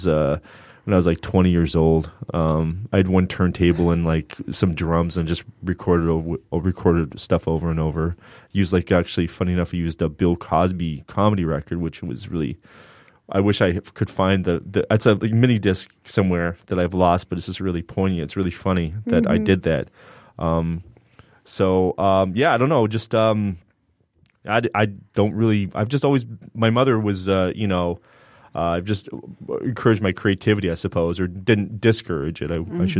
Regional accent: Canada; shout out to Canada, because I'm Canadian.

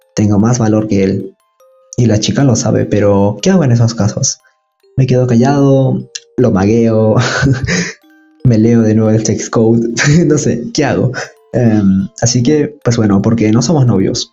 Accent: Peru; de Perú

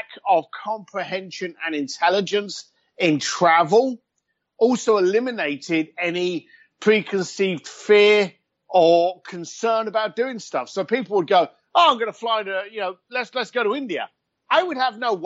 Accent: London, United Kingdom; moved away as an adult; also born or lived in Hong Kong; now in Los Angeles, United States; I'm a bricklayer from East London that's traveled

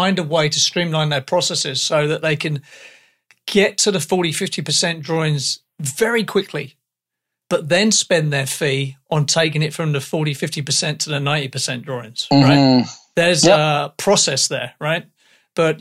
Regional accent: England, United Kingdom; accent: English; I am English

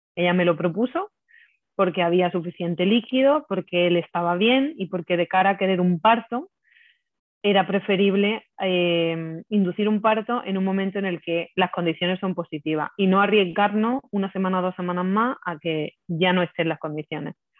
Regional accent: Lucena, Andalusia, Spain; moved away as an adult; now in Madrid, Spain; pues yo soy de, Lucena, de un pueblo de Córdoba, eh, aunque ahora mismo vivo en Madrid, me vine a Madrid hace unos años

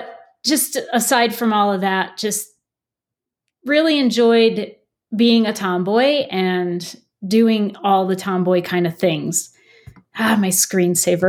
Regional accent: East Coast, United States; moved away; I grew up on the East Coast

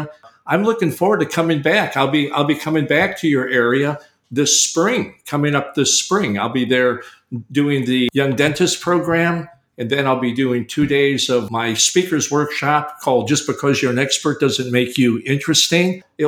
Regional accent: Chicago, Illinois, United States; moved away; Chicago is my hometown, Erica. I was born in Chicagoland. I went to University of Illinois, College of Dentistry. I'm a Midwesterner. I am a Midwesterner.

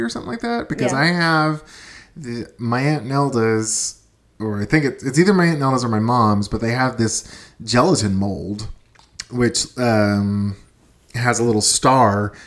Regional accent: Austin, Texas, United States; My brother and I grew up in Austin, Texas, which is kind of central

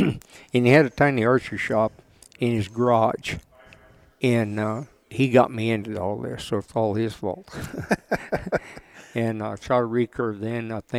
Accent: Redding, California, United States; also born or lived in Kansas / Anderson, California; now in Vale, Oregon, United States; I was born in Kansas, but I grew up in Redding, California, and there's a little town of Anderson, about 10 miles from there, is where I went to school, and all my kids went to school

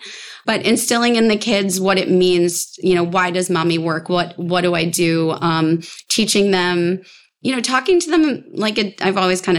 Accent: Long Island, New York, United States; I'm from Long Island

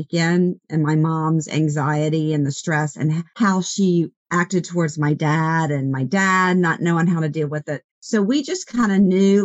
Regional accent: Baton Rouge, Louisiana, United States; moved away as an adult; also born or lived in Houston / New York / New Orleans / Los Angeles; I live in Baton Rouge, Louisiana, where I grew up.

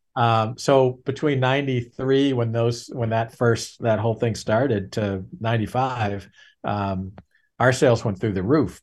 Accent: New Hampshire, United States; I'm born and raised in New Hampshire

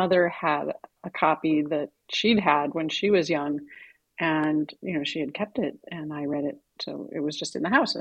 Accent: Midwest, United States; I grew up in the Midwest.

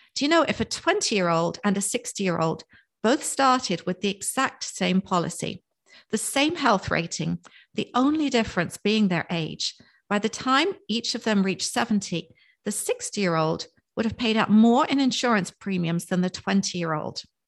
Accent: England, United Kingdom; also born or lived in Cape May, New Jersey; now in Palm City, United States; I was born and raised in England, just outside of London

